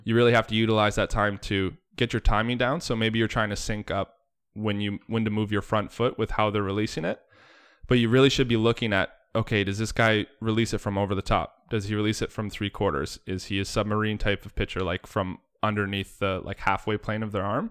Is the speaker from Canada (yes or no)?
yes; Bradford, Ontario, Canada; moved away as an adult; also born or lived in Oakville, Ontario / Jamestown, North Dakota; growing up in Bradford, Ontario, uh, halfway to Barrie.